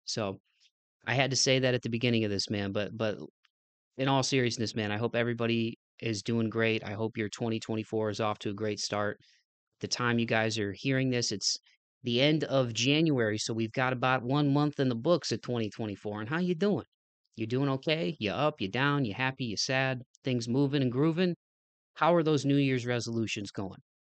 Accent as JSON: {"language": "English", "town": "Toledo", "region": "Ohio", "country": "United States", "tie": "born or raised there", "said": "growing up in Toledo, man, it was a big city for sports and music"}